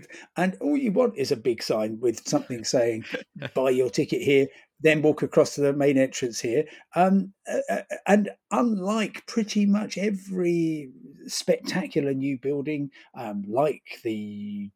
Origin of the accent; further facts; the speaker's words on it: London, United Kingdom; I'm from London